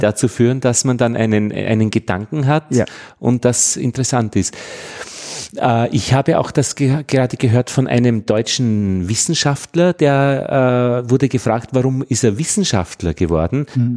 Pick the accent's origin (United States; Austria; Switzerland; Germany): Austria; für mich als Österreicher